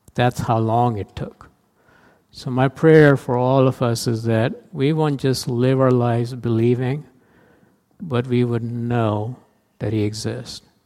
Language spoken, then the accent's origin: English; India; moved away as an adult; now in United States; I played a lot of cricket growing up in India